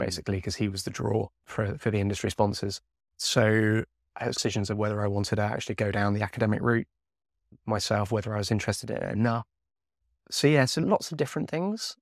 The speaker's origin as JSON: {"language": "English", "area": "Devon", "region": "South West England", "country": "United Kingdom", "tie": "born or raised there", "said": "I grew up down in Devon"}